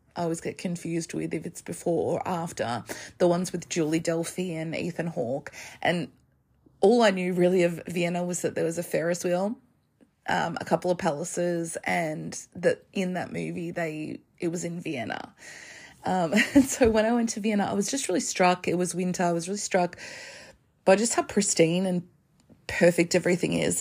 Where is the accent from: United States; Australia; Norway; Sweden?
Australia; as an Australian.